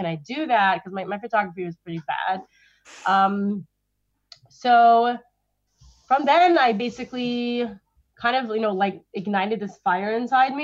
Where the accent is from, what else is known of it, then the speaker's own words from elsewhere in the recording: New York City, New York, United States; grew up in Crown Heights, Brooklyn, which is where I still live, just around the block from my childhood home.